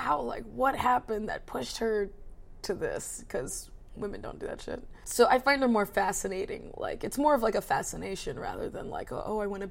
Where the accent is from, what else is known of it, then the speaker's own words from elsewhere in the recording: between Baltimore and DC, Maryland, United States; I grew up in Maryland, between like Baltimore and DC